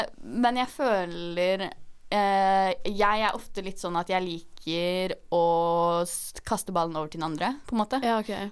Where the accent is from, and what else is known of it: Oslo, Norway